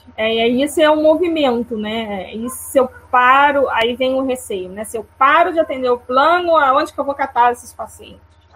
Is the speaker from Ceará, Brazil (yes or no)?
no; interior of Rio de Janeiro, Brazil; eu sou do Rio de Janeiro, do interior